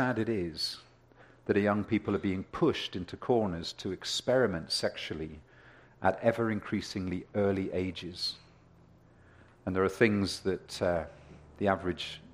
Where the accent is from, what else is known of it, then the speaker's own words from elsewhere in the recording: United Kingdom; now in Ontario, Canada; growing up in Europe